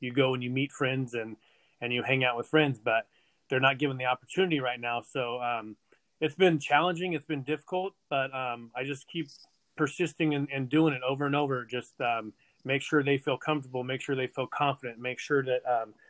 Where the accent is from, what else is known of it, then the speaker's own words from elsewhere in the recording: Visalia, California, United States; now in Tulare, United States; I born and raised in Visalia, moved to Tulare when I got married.